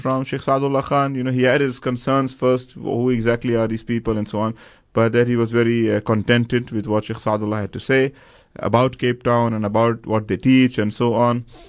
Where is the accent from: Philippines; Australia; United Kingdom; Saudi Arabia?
Saudi Arabia; Medina, Medina Province; moved away; I grew up in Medina